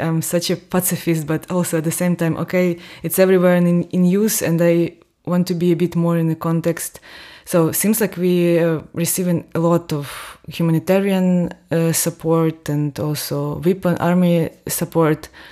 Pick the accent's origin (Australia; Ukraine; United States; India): Ukraine; near Donbas, south-eastern Ukraine; moved away as an adult; now in Austria; I'm from Ukraine. I was born and raised in the southern eastern part of Ukraine, not far away from Donbass